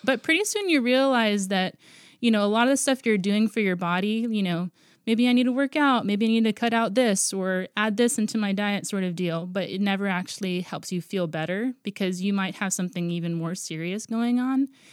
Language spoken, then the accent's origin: English; Guam; moved away as an adult; now in Portland, United States; I was born and raised on Guam, and then I moved out here in twenty ten.